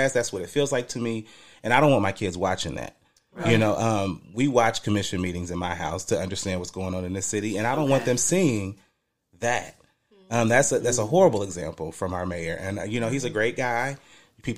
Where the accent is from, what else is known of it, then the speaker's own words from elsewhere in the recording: Dayton, Ohio, United States; also born or lived in Trotwood, Ohio; so I'm from Trotwood, technically. I grew up in Townview.